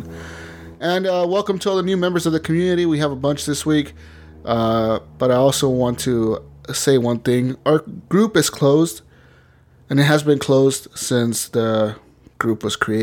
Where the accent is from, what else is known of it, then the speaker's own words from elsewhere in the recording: Las Vegas, Nevada, United States; moved away; my hometown